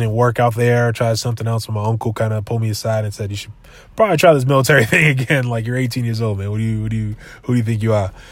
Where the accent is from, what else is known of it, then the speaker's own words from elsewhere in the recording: Brockton, Massachusetts, United States; also born or lived in New Bedford, Massachusetts; I lived, I lived in, uh, Brockton most of my life, though. I, I was kinda raised in Brockton